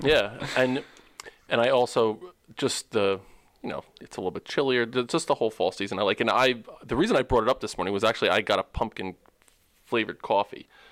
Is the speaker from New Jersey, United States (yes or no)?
yes; New Jersey, United States; I grew up on um, Central Jersey, closer to Rutgers, uh, okay. Jersey Shore kind of area